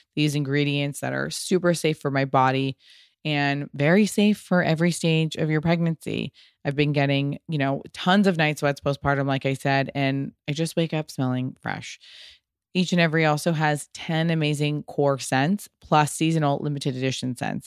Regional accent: United States; also born or lived in Little Italy, New York; very much always inspired by being American Italian, and I lived in Little Italy for a long time

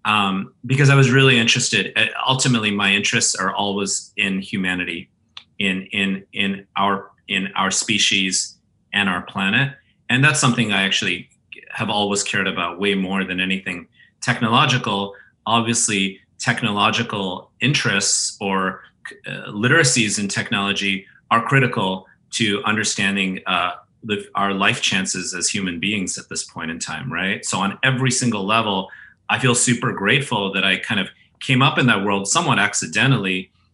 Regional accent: California, United States; Right in the Bay Area. I went to the same high school as Steve Jobs and Steve Wozniak, Homestead High School, right near Stanford.

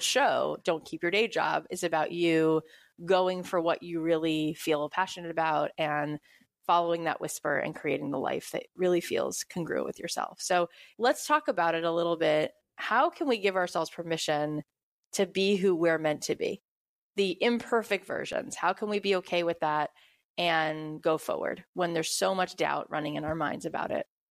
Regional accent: Florida, United States; now in Los Angeles, United States; I grew up in Florida and now living in L

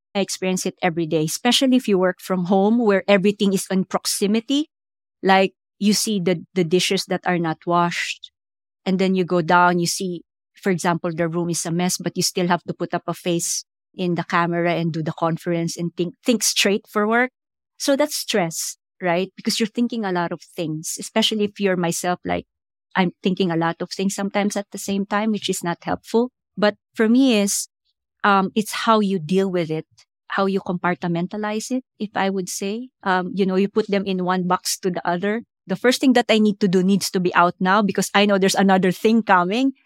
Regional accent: Philippines; moved away as an adult; also born or lived in India / United States; now in London, United Kingdom; I grew up in the American bases because we used to have the U S bases in the Philippines

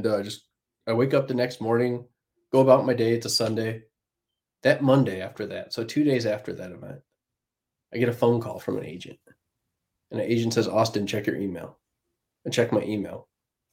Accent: Plymouth, Michigan, United States; Plymouth, Michigan, beautiful little place, Hallmark town

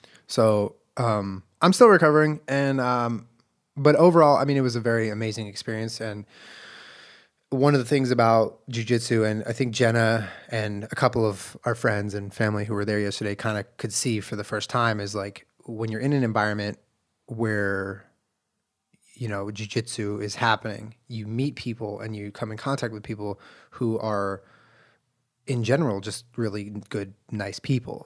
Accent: Southern California, United States; also born or lived in Santa Monica / Culver City; I grew up in Southern California

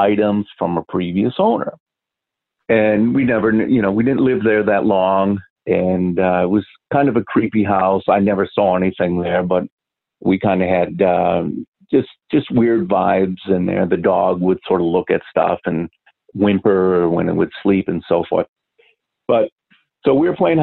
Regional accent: Milwaukee, Wisconsin, United States; moved away; also born or lived in Malaysia / Singapore; I'm originally from Milwaukee, Wisconsin. So we lived in a older part of the city when I was a little kid

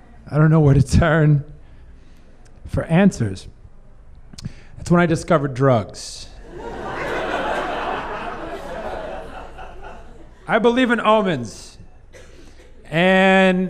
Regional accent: South Missouri, United States; I grew up in South Missouri in the Bible Belt

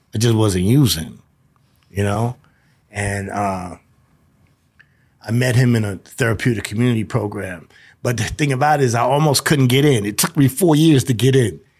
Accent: New York, United States; also born or lived in South Carolina; now in Denver, United States; I'm, I'm from New York. I was, I was, uh, conceived in New York, born in South Carolina, moved back to Brooklyn at three months old. So I just consider myself a, a, a New Yorker

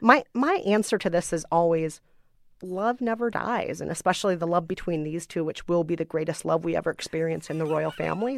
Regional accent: United States; I am an American woman of color

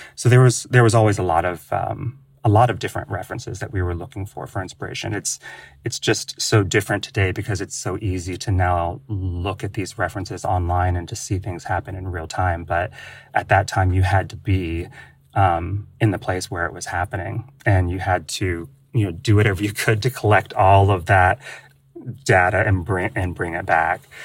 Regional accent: Ohio, United States; I was born and raised in Ohio

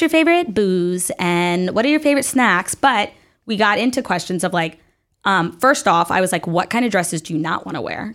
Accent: the South, United States; I grew up in the South

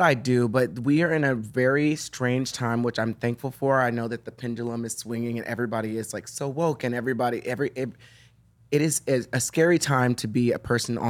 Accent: Lubbock, Texas, United States; moved away; growing up in Texas, I had a very difficult time with my blackness because I was in a dance studio and in a school where there were hardly any black people.

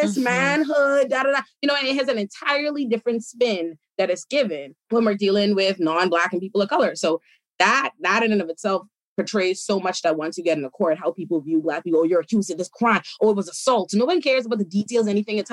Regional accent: Bahamas; now in United States; I was raised in the Bahamas

